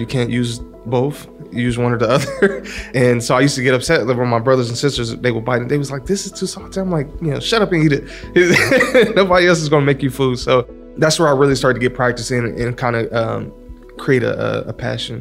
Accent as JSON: {"language": "English", "town": "Columbus", "region": "Ohio", "country": "United States", "tie": "born or raised there", "said": "I grew up here in Columbus"}